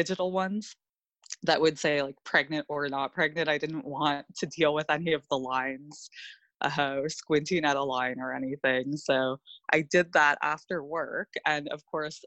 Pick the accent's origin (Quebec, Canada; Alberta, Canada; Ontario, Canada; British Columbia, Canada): Ontario, Canada; also born or lived in Australia; We're both from Ontario, Canada